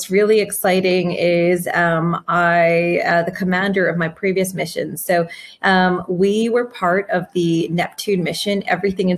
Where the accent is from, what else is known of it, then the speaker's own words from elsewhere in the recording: Canada; I was growing up in Canada